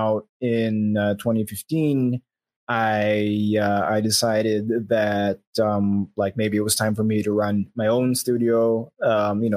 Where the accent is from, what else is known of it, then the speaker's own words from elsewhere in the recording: Philippines; I'm from the Philippines